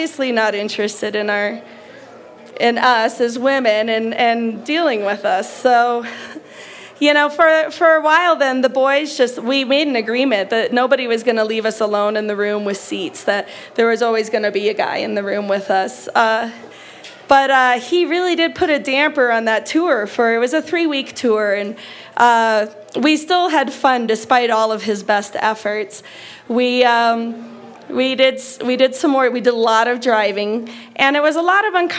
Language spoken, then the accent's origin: English; United States; we are from America